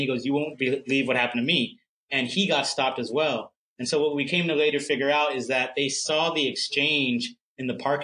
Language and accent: English; Germantown, Maryland, United States; now in New York City, United States; I am originally from Germantown, Maryland. Now I live in New York City.